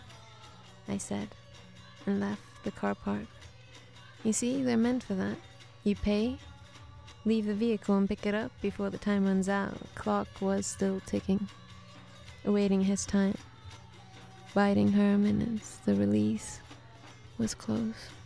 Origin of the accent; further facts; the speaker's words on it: Sweden; accent: Swedish; also born or lived in Soviet Union; But then when I was 8, we went to Sweden.